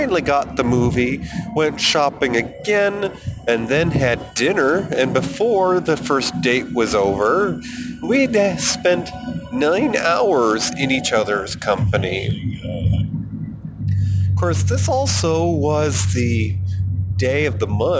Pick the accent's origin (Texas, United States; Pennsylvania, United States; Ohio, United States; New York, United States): New York, United States; moved away as an adult; also born or lived in Colorado; I moved back from the centennial state of Colorado to my home state of New York